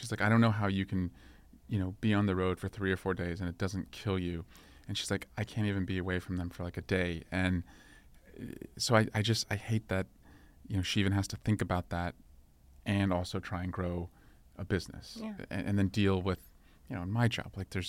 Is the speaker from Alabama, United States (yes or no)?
no; Dublin, California, United States; And so I wanted to move back after law school to where I grew up in Scrublin.